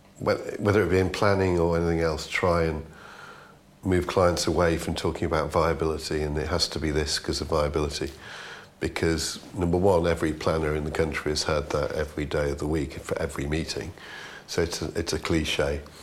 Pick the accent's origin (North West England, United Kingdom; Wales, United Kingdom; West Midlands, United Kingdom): North West England, United Kingdom; Liverpool; accent: Scouse; moved away as an adult; Well, I've lost my accent because I've been here longer than I was there. So I lost mine when I was about 20.